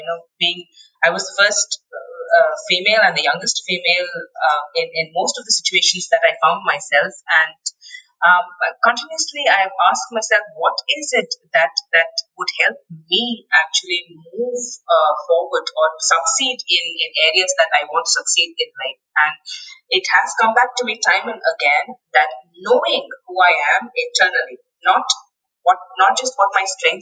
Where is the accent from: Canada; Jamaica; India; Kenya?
India; moved away as an adult; also born or lived in Finland / United Kingdom; being Indian